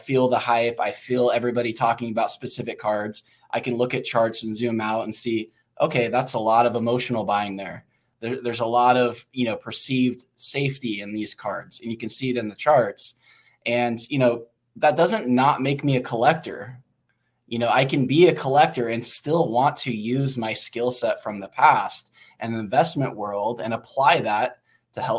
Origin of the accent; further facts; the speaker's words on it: Oregon, United States; I grew up in Oregon